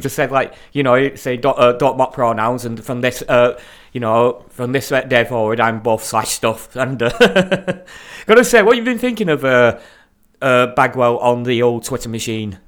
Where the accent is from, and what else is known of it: Darwin, Northern Territory, Australia; accent: Aussie